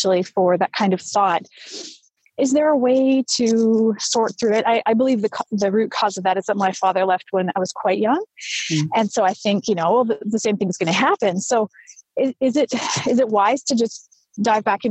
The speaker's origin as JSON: {"language": "English", "country": "Canada", "said": "I'm Canadian"}